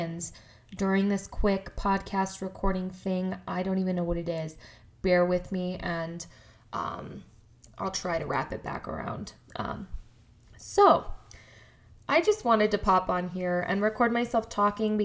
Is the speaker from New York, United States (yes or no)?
no; Colorado, United States; also born or lived in Denver; I was born in Colorado. I was raised in a very small town in Colorado.